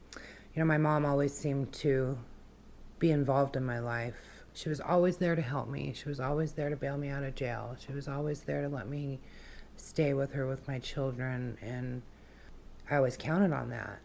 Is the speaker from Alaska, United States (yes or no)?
yes; Wasilla, Alaska, United States; also born or lived in Fairbanks, Alaska / Kenai, Alaska; I grew up in Wasilla. Um, that's where I went to school, uh, grade school and high school